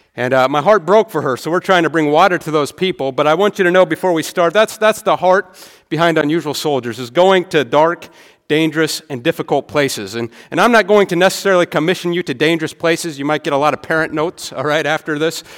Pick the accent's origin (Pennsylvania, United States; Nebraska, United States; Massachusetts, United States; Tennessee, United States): Nebraska, United States; rural; moved away; I'm from Nebraska, all right? My town can fit in this stadium